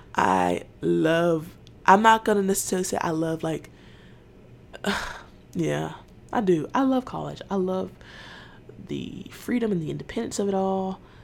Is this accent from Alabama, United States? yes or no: no; Atlanta, Georgia, United States; I'm from Atlanta